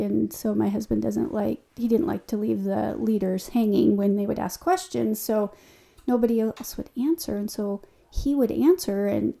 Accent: Hermiston, Oregon, United States; born there; I was born in Hermiston, Oregon.

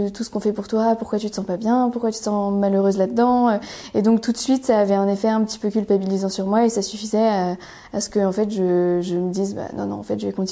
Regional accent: northern France, France; alors, je viens du nord de la France essentiellement. On a déménagé pas mal de fois avec mes parents pour des raisons liées à la carrière de mon père.

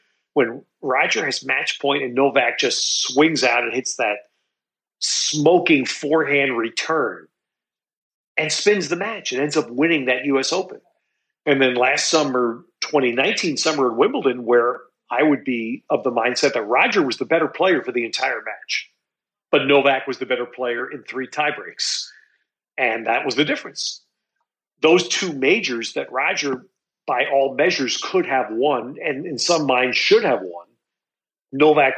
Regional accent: United States; I am an American

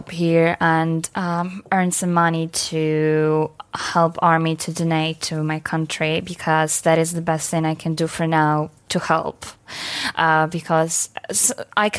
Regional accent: Ukraine; English is a second language; moved away as an adult; also born or lived in Kyiv; now in United Kingdom; it could be really nice to have Ukrainian in your family, because we are mostly, like, fairly open and really nice people

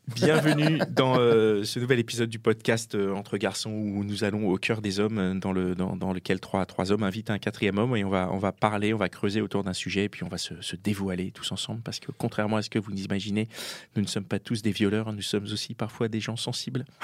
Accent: Paris, Île-de-France, France; je suis parisien

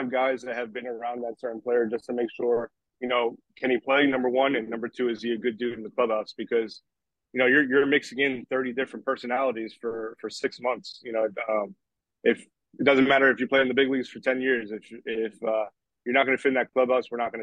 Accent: New York, United States; also born or lived in Puerto Rico; I'm from New York and I used to go to the Long Island Ducks games all the time

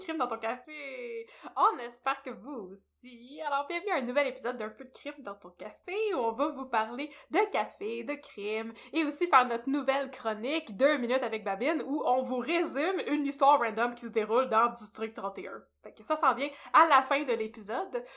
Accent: near Brossard, Quebec, Canada; j'ai grandi tout près de Brossard

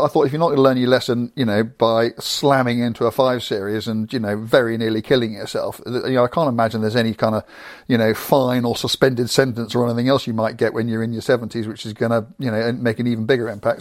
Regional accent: England, United Kingdom; I'm an Englishman driving a car in Belgium

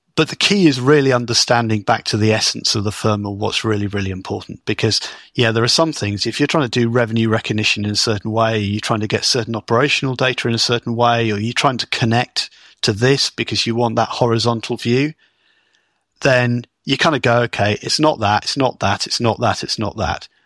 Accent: United Kingdom; as a Brit

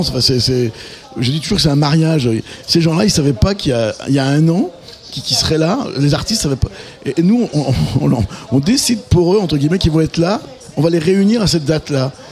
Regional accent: France; On est vraiment des Français

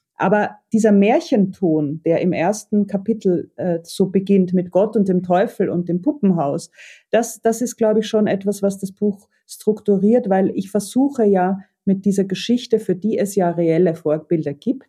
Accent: Vienna, Austria; als Wiener Kind

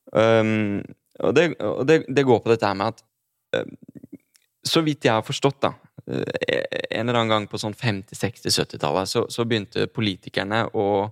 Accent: Drammen, Buskerud, Norway; Jeg er fra Drammen

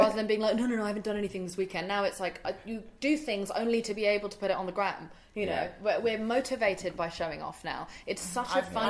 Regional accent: India; Because I'm from India

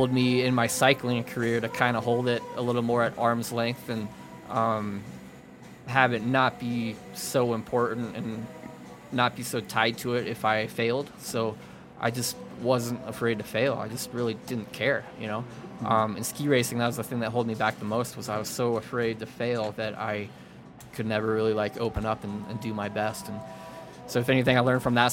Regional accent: Boulder, Colorado, United States; I grew up here in Boulder

